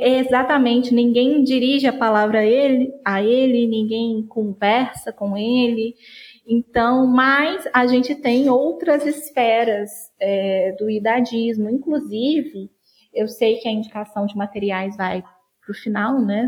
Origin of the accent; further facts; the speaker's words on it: Juiz de Fora, Minas Gerais, Brazil; eu sou de Juiz de Fora, Minas Gerais